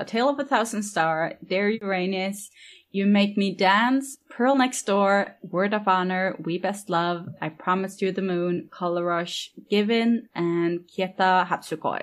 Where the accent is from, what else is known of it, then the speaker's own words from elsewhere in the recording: Norway; I'm from Norway